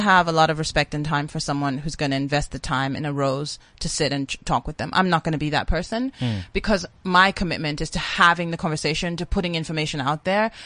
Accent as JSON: {"language": "English", "country": "South Africa", "said": "I am a South African"}